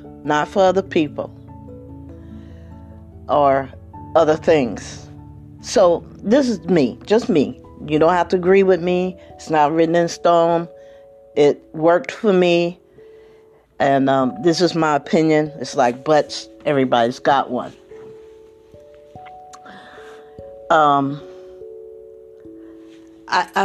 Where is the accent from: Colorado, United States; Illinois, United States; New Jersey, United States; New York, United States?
New Jersey, United States; Trenton; moved away; I'm originally from the East Coast, actually from Trenton